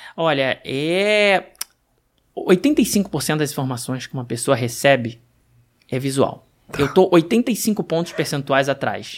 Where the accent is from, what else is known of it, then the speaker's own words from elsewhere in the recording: Rio de Janeiro, Brazil; sou carioca